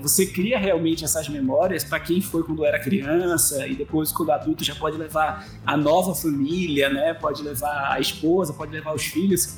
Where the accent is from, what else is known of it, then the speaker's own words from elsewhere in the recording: São Paulo, Brazil; moved away; also born or lived in Recife; Na época eu morava em Recife, eu sou de São Paulo, mas estava morando em Recife na época quando os meus pais uh, se mudaram para lá